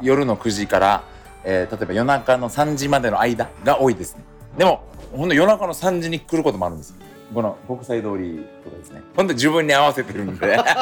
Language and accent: Japanese; Naha, Okinawa, Japan; 那覇市生まれも那覇市学校も那覇ですね